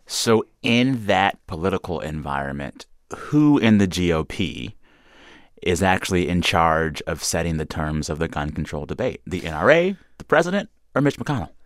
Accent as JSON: {"language": "English", "country": "United States", "said": "As an American"}